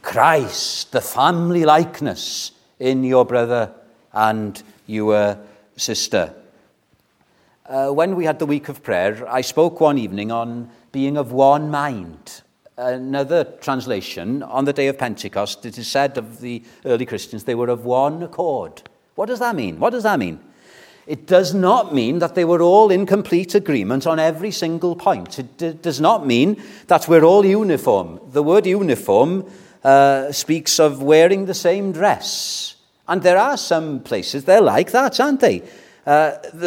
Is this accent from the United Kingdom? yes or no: yes; Wales, United Kingdom; When I was brought up in Welsh evangelicalism, it was Welsh-speaking evangelicalism